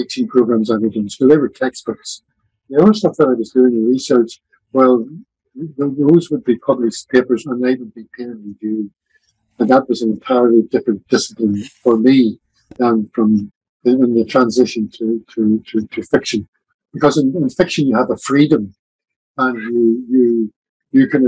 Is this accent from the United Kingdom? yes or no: yes; Larne, Northern Ireland, United Kingdom; My hometown is Larne, the gateway to the famous Glens of Antrim